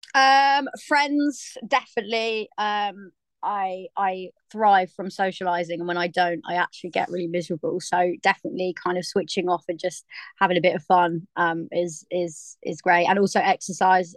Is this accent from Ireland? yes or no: no; Cornwall, South West England, United Kingdom; now in London, United Kingdom; I grew up in Cornwall where there's literally nobody